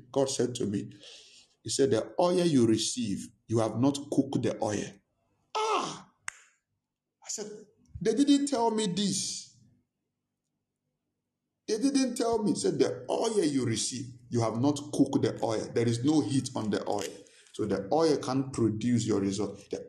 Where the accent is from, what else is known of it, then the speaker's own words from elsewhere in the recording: Nigeria; Since I came from Nigeria, nothing is working.